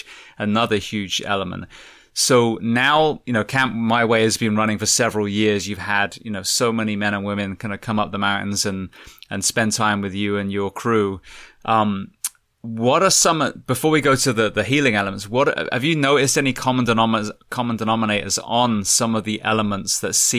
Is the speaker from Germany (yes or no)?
no; England, United Kingdom; I'm from England